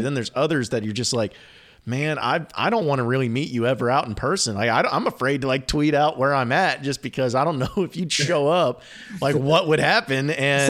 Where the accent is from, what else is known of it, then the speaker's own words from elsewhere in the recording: Fayetteville, Arkansas, United States; Well, and it was funny because I'm from Fayetteville and I grew up in Fayetteville, and I remember I think the first JJ's was in Rogers, maybe.